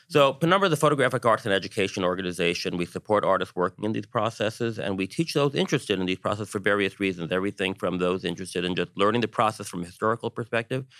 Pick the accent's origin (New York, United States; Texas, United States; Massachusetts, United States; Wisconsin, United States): New York, United States; as a New Yorker